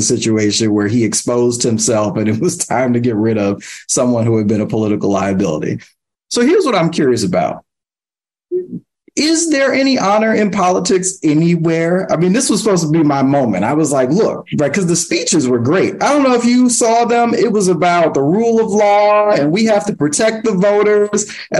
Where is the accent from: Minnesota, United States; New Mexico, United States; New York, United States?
New York, United States; since I'm from New York, I knew a little bit more about that.